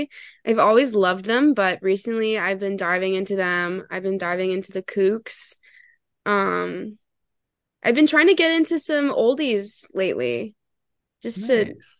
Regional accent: Canada; And she's Canadian. That's a plus, because I'm from Canada.

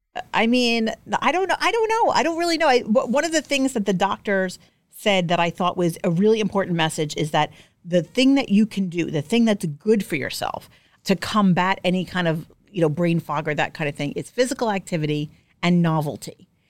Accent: New York City, New York, United States; I'm from Staten Island. Manicures are mandatory.

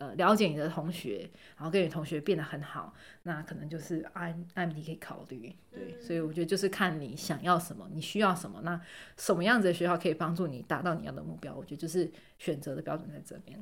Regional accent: Taiwan; moved away; 像我台湾人

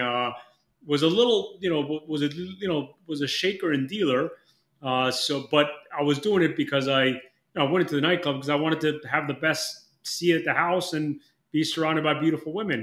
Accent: Mexico; moved away; I'm from Mexico originally. I'm dual citizen

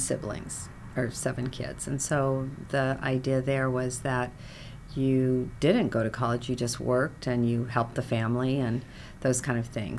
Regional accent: Echo, Oregon, United States; moved away as an adult; now in Los Angeles, United States; I was born in eastern Oregon near Pendleton. Uh-huh. So I grew up on a farm

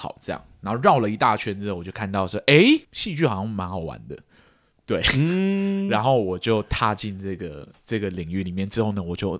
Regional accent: Laos; also born or lived in Thailand; 那我到底在哪里长大的呢？我在一个非常冷门的国家哦，那个国家叫寮国，这样，英文的名称叫 Laos。

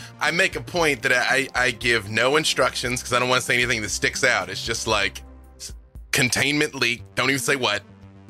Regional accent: the South, United States; moved away; And I'm from the South.

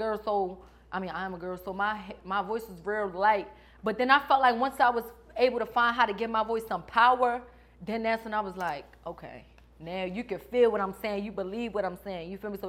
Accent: Baltimore, Maryland, United States; So I ain't going to lie, I thought I lost my accent. People be like, for real, because I be back and forth. I still go back to Baltimore, but I be in Cali, too.

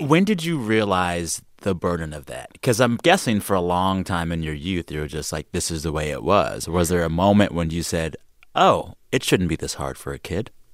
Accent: San Antonio, Texas, United States; now in Los Angeles, United States; Born and raised San Antonio

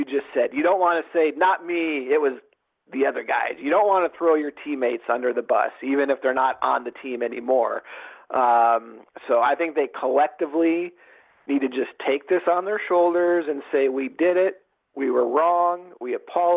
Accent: Seattle, Washington, United States; I'm from Seattle

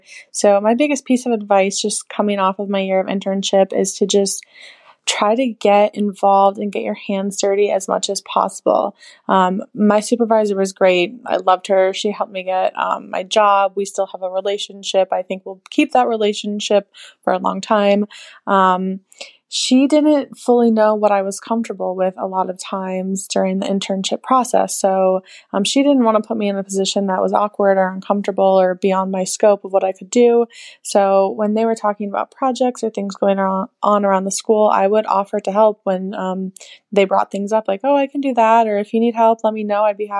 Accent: Iowa, United States; Hey, Lauren. … I'm from Iowa.

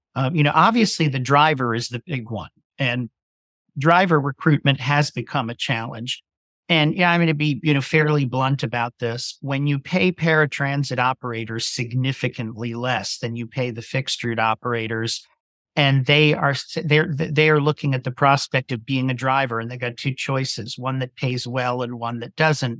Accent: Virginia Beach, Virginia, United States; moved away as an adult; came back to my hometown, wanted to be close to my family

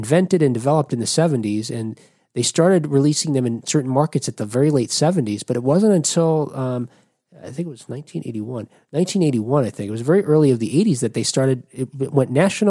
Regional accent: Jersey City, New Jersey, United States; moved away; Where I grew up in Jersey City

